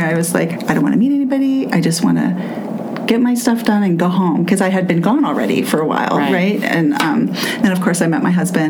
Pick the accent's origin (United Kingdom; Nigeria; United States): United States; Southern California; moved away as an adult; also born or lived in Los Angeles / Santa Cruz / Joshua Tree / Poland; now in Pittsburgh, United States; I grew up in Southern California.